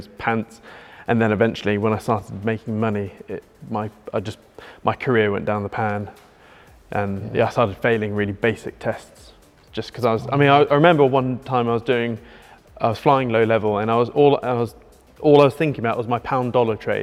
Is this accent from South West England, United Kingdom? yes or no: no; Norwich, East of England, United Kingdom; I'm the nobody from Norwich.